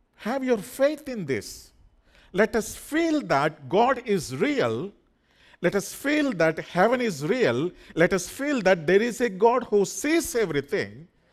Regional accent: India; English is a second language; According to the Indian passport records, my qualification is just only seventh grade

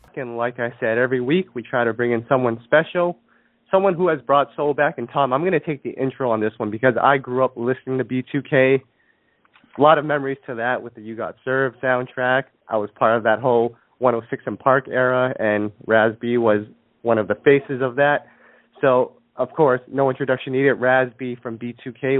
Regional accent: Canada; I'm from Canada. I was born in Canada, raised in Canada

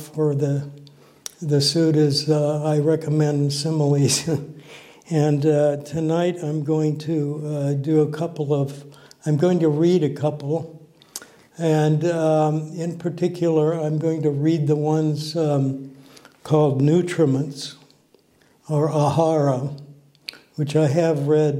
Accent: Des Moines, Iowa, United States; moved away; also born or lived in Omaha, Nebraska; I grew up in Des Moines, Iowa.

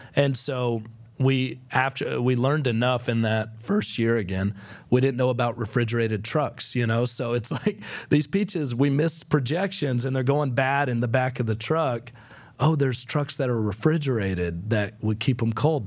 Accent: Fort Valley, Georgia, United States; now in Nashville, United States; what I grew up with in Fort Valley, Georgia

